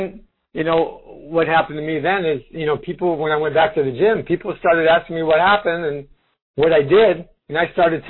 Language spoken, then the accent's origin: English; Rockford, Illinois, United States; I'm from Chicago area, Rockford, Illinois, and I'm Italian